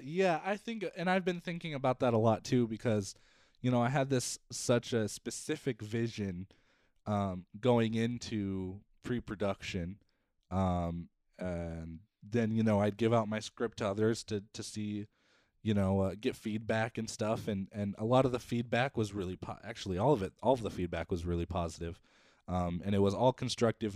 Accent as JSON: {"language": "English", "region": "South Dakota", "country": "United States", "said": "I was from South Dakota"}